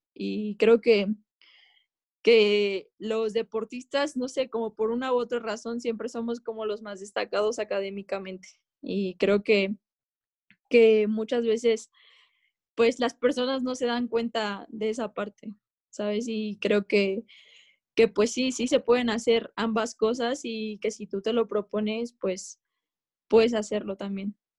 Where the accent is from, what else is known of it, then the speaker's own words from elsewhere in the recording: Mexico; como mexicanas las mujeres